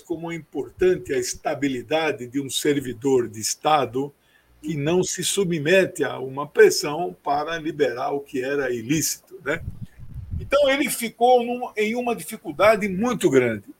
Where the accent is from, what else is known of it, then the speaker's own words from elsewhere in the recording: Corumbá, Mato Grosso do Sul, Brazil; minha terra, Mato Grosso, Corumbá.